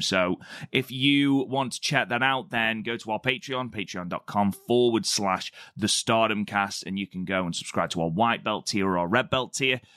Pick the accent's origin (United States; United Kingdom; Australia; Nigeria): United Kingdom; I'm British